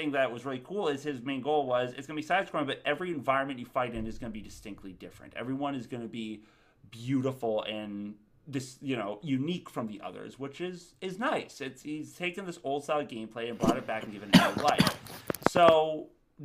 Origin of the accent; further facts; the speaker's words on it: Tallahassee, Florida, United States; I'm from Tallahassee